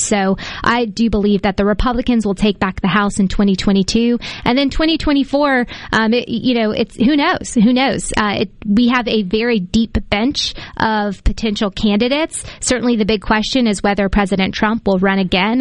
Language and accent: English; Decatur, Mississippi, United States; I'm from Decatur, rural Mississippi.